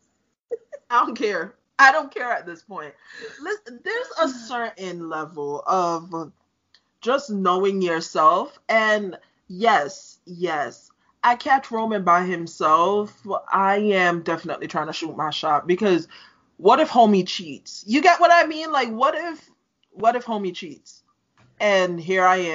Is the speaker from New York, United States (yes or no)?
yes; New York City, New York, United States; I'm from Brooklyn